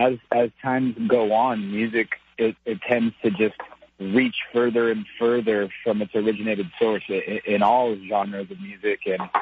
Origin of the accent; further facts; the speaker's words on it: West Coast, United States; growing up on the West Coast, I was always surrounded by hip hop and rock and roll and reggae.